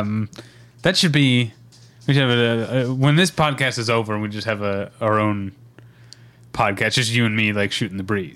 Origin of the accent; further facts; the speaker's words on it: Midwest, United States; where I grew up in the Midwest